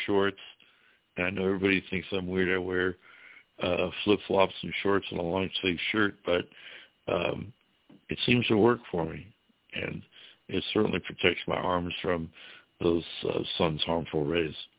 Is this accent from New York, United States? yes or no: no; Ohio, United States; moved away as an adult; also born or lived in Florida Keys; now in Florida, United States; I was from Ohio